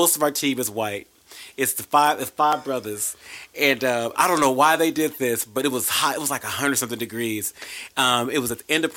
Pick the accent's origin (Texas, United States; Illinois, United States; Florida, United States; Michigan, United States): Texas, United States; Arlington; I was raised in Arlington, Texas